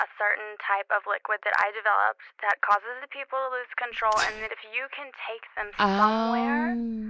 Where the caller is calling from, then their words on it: Los Angeles, California, United States; I'm calling from Los Angeles.